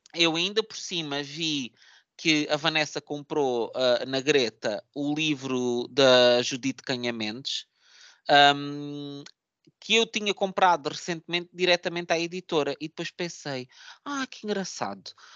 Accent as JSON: {"language": "Portuguese", "region": "Setúbal", "country": "Portugal", "tie": "born or raised there", "said": "minha cidade natal, que é Setúbal"}